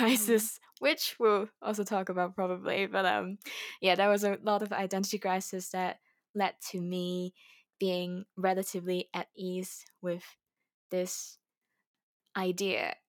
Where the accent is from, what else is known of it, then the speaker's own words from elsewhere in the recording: Hong Kong; moved away as an adult; now in United Kingdom; I grew up in Hong Kong as, um, ethnic majoritized group